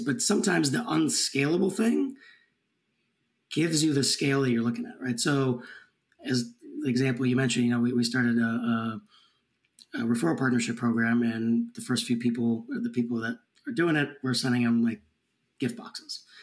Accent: Minneapolis, Minnesota, United States; I grew up in the Minneapolis area

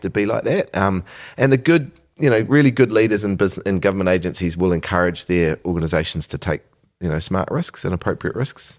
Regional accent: New Zealand; born here in the, in the seventies and eight, and eighties

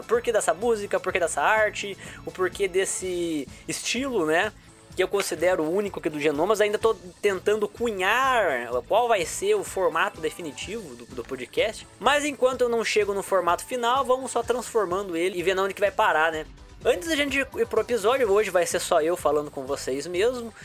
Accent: Itararé, interior of São Paulo, Brazil; eu vim do interior de São Paulo, uma cidade chamada Tararé, né? Morei numa vila de rua de terra, porque a família inteira sempre foi muito pobre, né? Então eu cresci lá

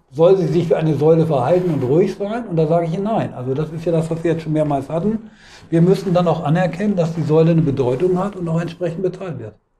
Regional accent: Hanover, Lower Saxony, Germany; ich komme aus Hannover

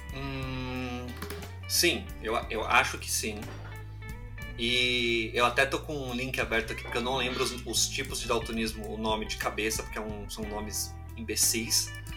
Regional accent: São Paulo, Brazil; Eu sou aqui natural de São Paulo, São Paulo capital. Nasci aqui, nasci aqui na Zona Norte, Pirituba

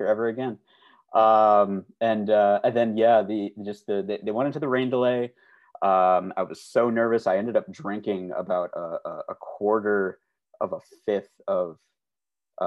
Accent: Glen Ellyn, Illinois, United States; I grew up about 25 minutes due west of Chicago proper in a town called Glen Ellen, Illinois

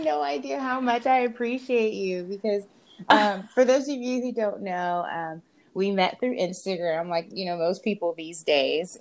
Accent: Jamaica; I'm Jamaican

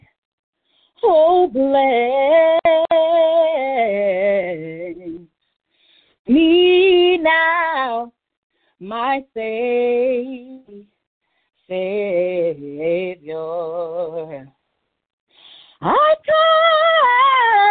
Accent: Anchorage, Alaska, United States; moved away; my hometown of Anchorage, Alaska

